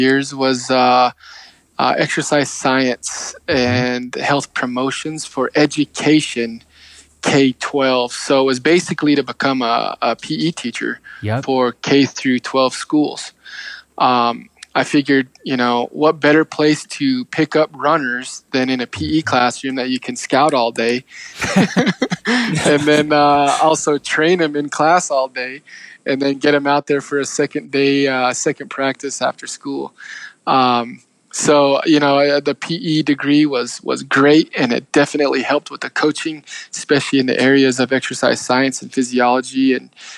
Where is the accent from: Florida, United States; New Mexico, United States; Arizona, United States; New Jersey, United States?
Arizona, United States; Page; moved away as an adult; now in Chinle, United States; I was from Page